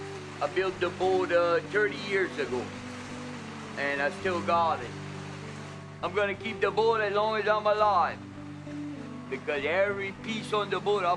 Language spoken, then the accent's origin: English; Leeville, Louisiana, United States; I'm born and raised in Leeville. I'm 56 years old, and I never left Leeville. I've always lived here all my life